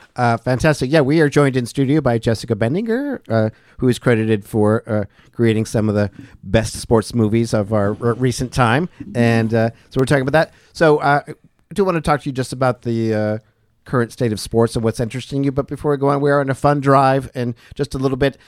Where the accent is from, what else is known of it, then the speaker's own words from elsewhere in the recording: New England, Western Massachusetts, United States; now in Asheville, United States; growing up in New England, as I did as well